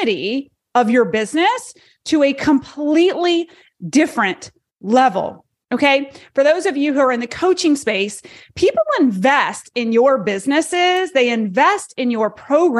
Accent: Charlotte, North Carolina, United States; my hometown, Charlotte, North Carolina

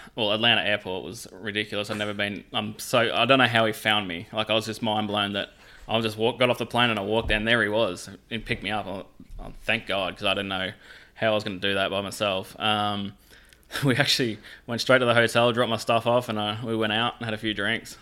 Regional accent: Warrnambool, Victoria, Australia; moved away as an adult; now in Jacksonville, United States; Mark and I grew up together. Um, tiny small town in, uh, Victoria, Australia. Uh, it's called Warrnambool

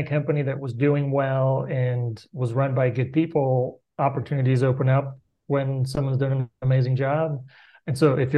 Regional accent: Bulgaria; moved away as an adult; I grew up in Bulgaria, which was for the first 12 years of my life, was a communist country. And I finished high school there

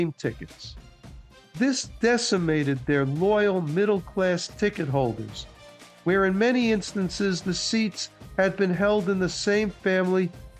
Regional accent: New York City, New York, United States; Growing up in New York City when I did in the 1960s and 70s

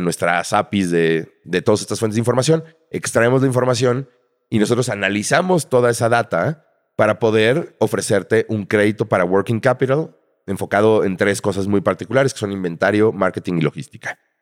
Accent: Mexico City, Mexico; nací en la Ciudad de México en 1980

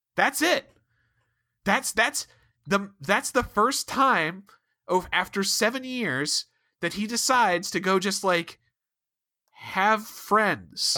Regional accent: Ohio, United States; both from Ohio

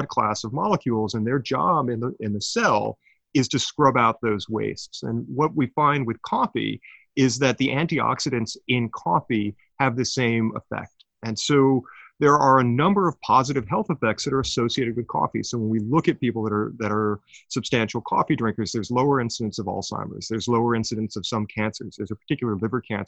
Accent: Sudbury, Ontario, Canada; my hometown of Sudbury, Ontario

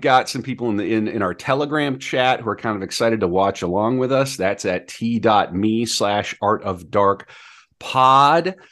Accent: Fargo, North Dakota, United States; Fargo is my home, my hometown. I mean, I'm from

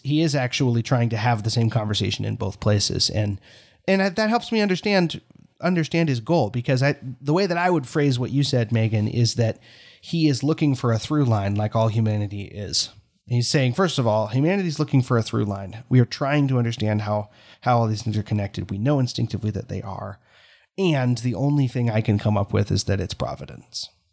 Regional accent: United States; as an American because here in America

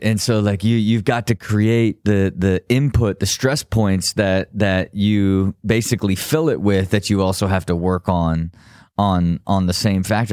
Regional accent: Ohio, United States; I was from Ohio still

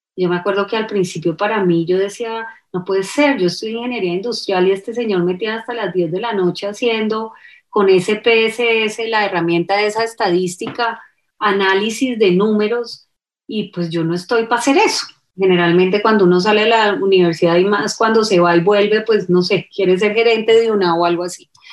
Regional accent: Cali, Valle del Cauca, Colombia; fui, criada en Cali y como caleña

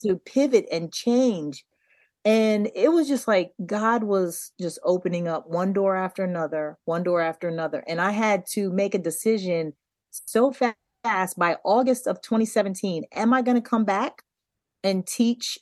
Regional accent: Delaware, United States; We grew up in Delaware

